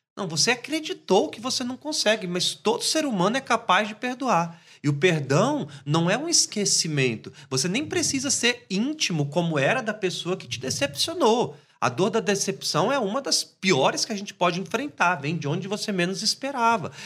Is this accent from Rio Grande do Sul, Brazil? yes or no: no; Espírito Santo, Brazil; lá na minha terra, no Espírito Santo